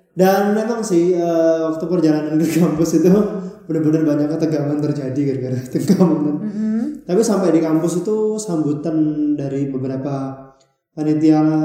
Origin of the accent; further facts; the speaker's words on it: Balikpapan, East Kalimantan, Indonesia; moved away as an adult; now in Surabaya, Indonesia; aku asalnya dari kota Balikpapan, Kalimantan Timur